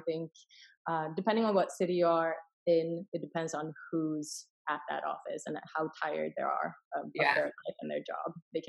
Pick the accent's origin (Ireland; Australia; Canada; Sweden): Sweden; English is a second language; moved away; also born or lived in Finland / Hong Kong / California; I was born in Finland, raised in Sweden, and moved to Hong Kong for a little bit, and then I was in California for 6 years, so I've been Americanized, but English is my third language